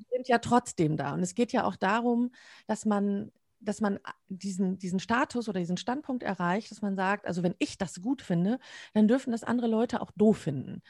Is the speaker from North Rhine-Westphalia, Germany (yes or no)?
yes; Münsterland, North Rhine-Westphalia, Germany; now in Dortmund, Germany; ich wohne in Dortmund, bin gebürtige Münsterländerin